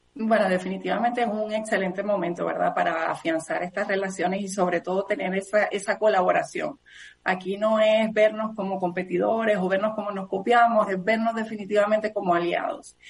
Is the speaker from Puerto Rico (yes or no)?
yes; Puerto Rico; somos parte de los Estados Unidos